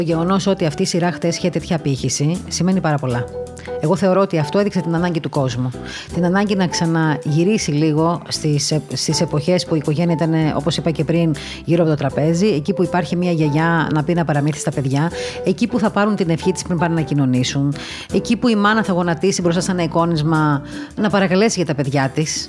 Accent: Heraklion, Crete, Greece; είμαι και από το Ηράκλειο

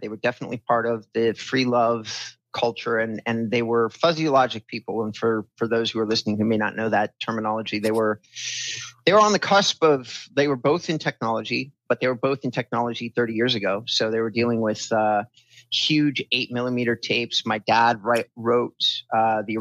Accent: California, United States; So I was raised in Southern California. We bounced around a lot. I was born in Hoag Hospital in Orange County

